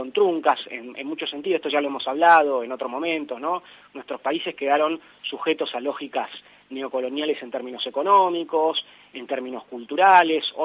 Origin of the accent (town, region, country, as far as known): Argentina